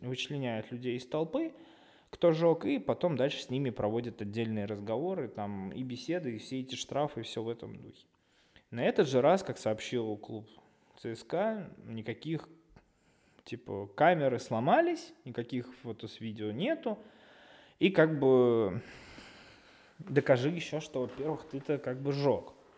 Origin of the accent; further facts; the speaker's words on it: Russia; мы, э, болельщики из России